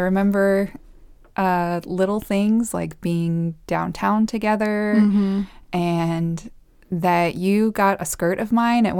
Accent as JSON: {"language": "English", "country": "Costa Rica", "tie": "born or raised there", "also_born_or_lived": "El Salvador", "said": "And so I was born in Costa Rica. And I have two older brothers who were also born there and spent a few years there. Then we moved to El Salvador for my elementary years. Then we moved back to Costa Rica for my middle and high school."}